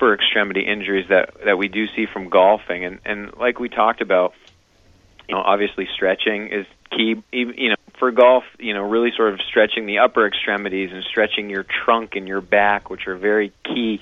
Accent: Wilton, Maine, United States; moved away as an adult; also born or lived in Vail, Colorado; I'm relatively new to the community, although I grew up in Wilton, Maine.

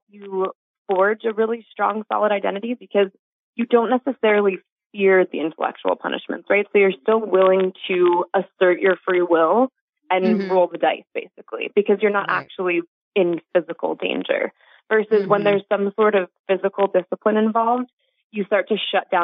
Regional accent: New York, United States; I grew up Jewish in New York

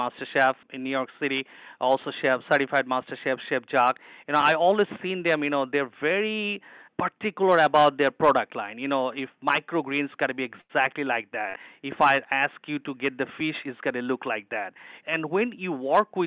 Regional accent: Dhaka, Dhaka Division, Bangladesh; moved away; I'm born and raised in Bangladesh. It's a poor country, but I was in a city boy. I was in the capital city in Dhaka.

